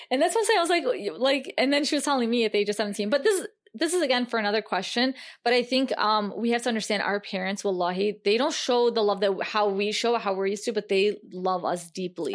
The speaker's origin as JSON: {"language": "English", "country": "United States", "tie": "born or raised there", "said": "growing up in America? as a Muslim American woman."}